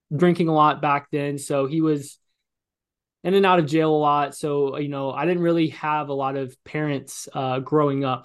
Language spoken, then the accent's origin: English; Illinois, United States; moved away; also born or lived in Los Angeles, California; I'm from Illinois